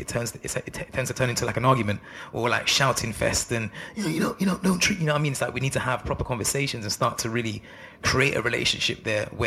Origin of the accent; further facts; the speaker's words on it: London, United Kingdom; Growing up where I grew up in Northwest London